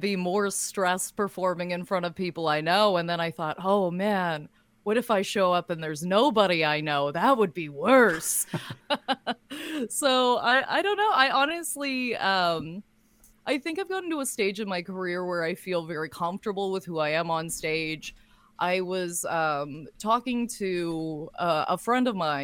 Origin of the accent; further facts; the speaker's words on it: Lindsay, Ontario, Canada; now in Toronto, Canada; now living in Toronto and working as a stand-up comedian. Yeah. But my hometown is Lindsay